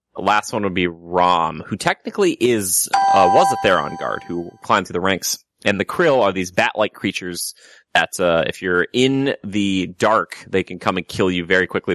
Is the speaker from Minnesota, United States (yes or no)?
yes; Minnesota, United States; now in California, United States; I come from the great land of Minnesota